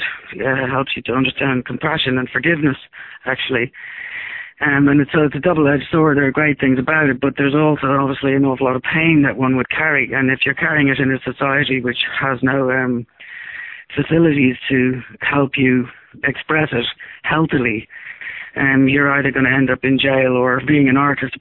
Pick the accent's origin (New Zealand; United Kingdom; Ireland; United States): Ireland; the times that I grew up in Ireland